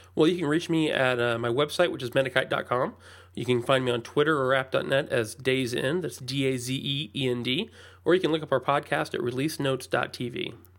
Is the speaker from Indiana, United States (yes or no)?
yes; Indianapolis, Indiana, United States; I'm from the Indianapolis area